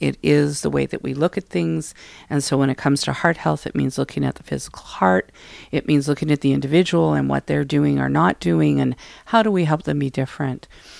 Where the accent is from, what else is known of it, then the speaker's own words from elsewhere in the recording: Alberta, Canada; I'm a settler from Alberta. I come from French and German background.